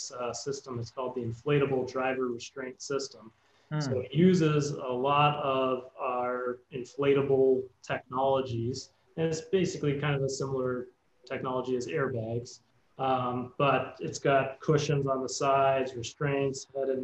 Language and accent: English; Canada; I'm from Canada, so I went to McGill University.